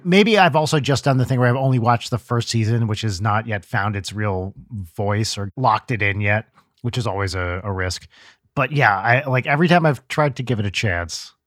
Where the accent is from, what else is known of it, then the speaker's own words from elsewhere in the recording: New Jersey, United States; moved away; the Ashkenazi Jewish culture I grew up with in New Jersey, like, the New Jersey, New York area.